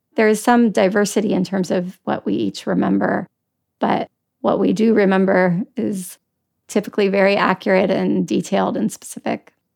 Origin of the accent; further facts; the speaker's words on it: Washington, District of Columbia, United States; I grew up in Washington DC, so we frequently visited the Senate, the Supreme Court, the White House for field trips